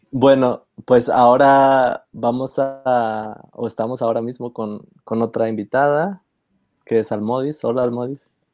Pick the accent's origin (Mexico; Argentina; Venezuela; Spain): Spain; somos los tres de España